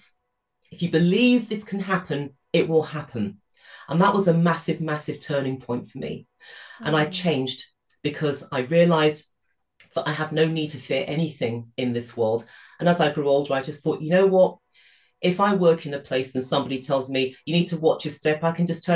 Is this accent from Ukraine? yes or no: no; United Kingdom; I grew up in the United Kingdom in the 1960s. I was born in this country